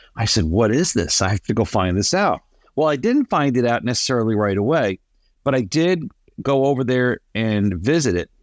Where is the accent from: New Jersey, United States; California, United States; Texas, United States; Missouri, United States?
New Jersey, United States; moved away; I grew up in New Jersey